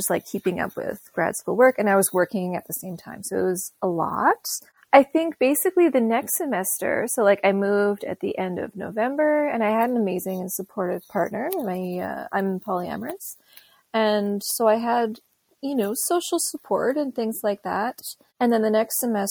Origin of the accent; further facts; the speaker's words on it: South Shore, Quebec, Canada; I'm from Montreal. I grew up on the South Shore and I live in Montreal now.